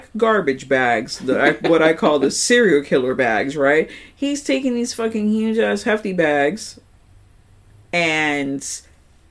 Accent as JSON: {"language": "English", "region": "New York", "country": "United States", "said": "I'm a New Yorker"}